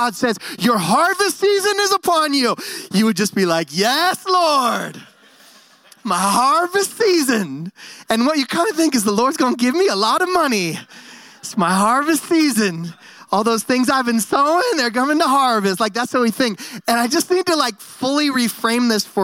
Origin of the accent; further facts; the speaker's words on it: San Francisco Bay Area, California, United States; also born or lived in Bend, Oregon; now in Nampa, United States; I grew up in the San Francisco Bay Area. I was a city boy, and then my family moved to Bend, Oregon